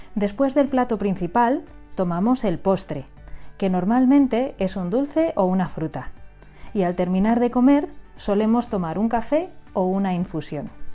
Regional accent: Madrid, Community of Madrid, Spain; Como yo soy madrileña, desde que era pequeña, siempre he comido la paella

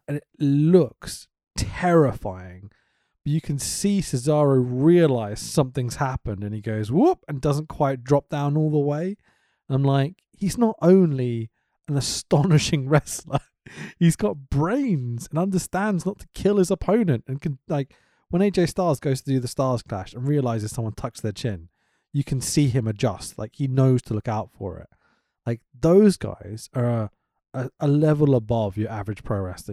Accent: United Kingdom; I'm British

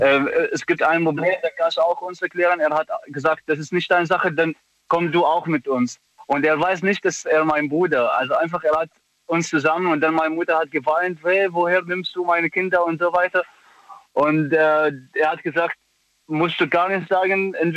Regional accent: Aleppo, Aleppo Governorate, Syria; German is a second language; moved away as an adult; now in Germany; ich komme aus Syrien

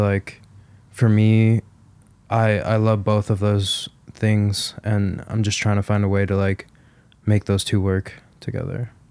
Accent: Chicago, Illinois, United States; Lala is, like, where my hometown is

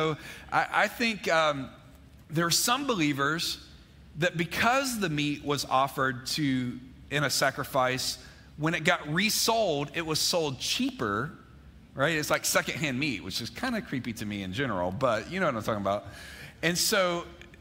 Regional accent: Mississippi, United States; now in Georgia, United States; I grew up in Mississippi, but I didn't spend much time in Starkville.

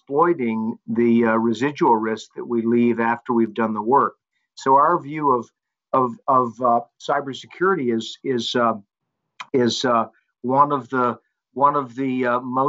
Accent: Charlotte, North Carolina, United States; moved away as an adult; also born or lived in Manhattan, New York; now in New York, United States; I was born in Charlotte, North Carolina, on the east coast of the U.S.

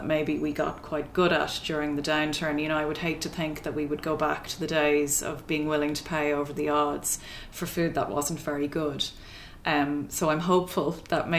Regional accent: Drogheda, Leinster, Ireland; I'm from Drogheda originally

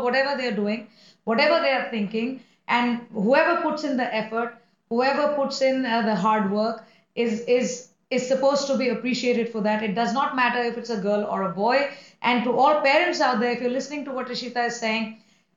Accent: India; we live in India, we come from India, both of us

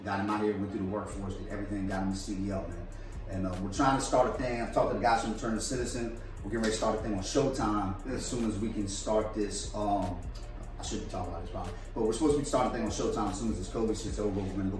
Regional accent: Dallas, Texas, United States; I was like, listen, I grew up out here in Oak Cliff.

